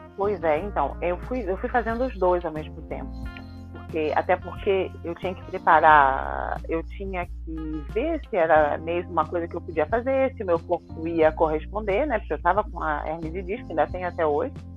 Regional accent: Rio de Janeiro, Brazil; moved away as an adult; also born or lived in Ireland; now in French Guiana; Eu vim da favela do Rio de Janeiro, do, do centro do Rio lá mesmo

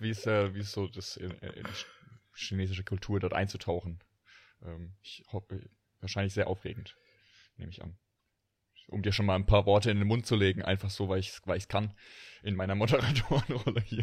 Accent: Rhineland-Palatinate, Germany; Pfälzer Bub

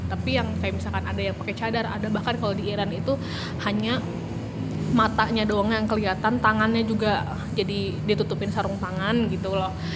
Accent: Garut, West Java, Indonesia; sejak SMA by the way di Garut

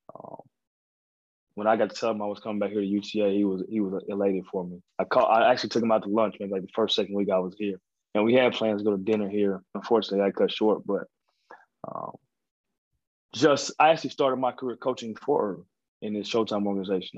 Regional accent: Texas, United States; also born or lived in Colorado / Georgia / Denver; Texas is, is close to my heart. It's a place that I was born in, born

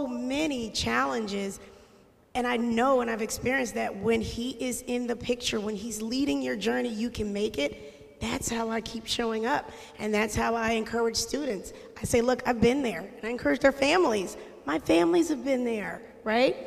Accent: Harrisburg, Pennsylvania, United States; also born or lived in Ann Arbor, Michigan; I grew up in Harrisburg City. We're originally from Ann Arbor, Michigan. Go Blue, sorry. I know we're in Penn State territory. But we moved here when I was young, and I went through the Harrisburg City school system

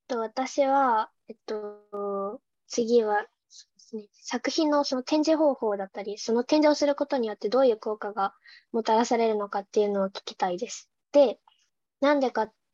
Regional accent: Gunma, Japan; 私あの地元が群馬県なんですけど群馬の北の方で

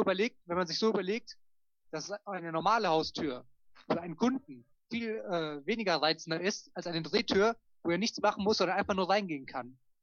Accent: Germany; von uns Deutschen

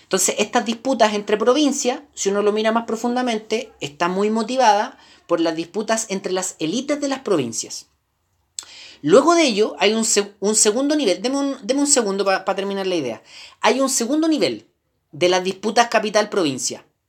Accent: Chile; somos chilenos

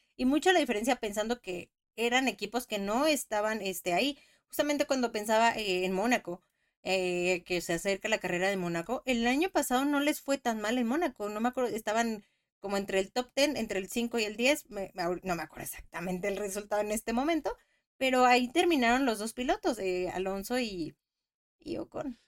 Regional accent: Mexico; soy mexicana

